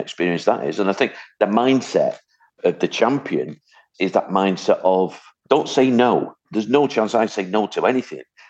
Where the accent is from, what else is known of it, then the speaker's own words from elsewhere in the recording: Hattersley, North West England, United Kingdom; also born or lived in Wythenshawe; I was born in Withinshaw, brought up on a council estate called Hattersley